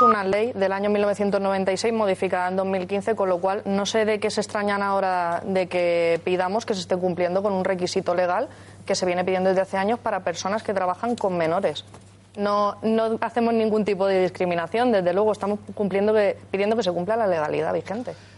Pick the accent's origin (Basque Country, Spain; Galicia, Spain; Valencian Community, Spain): Valencian Community, Spain; Alicante; Yo soy de Alicante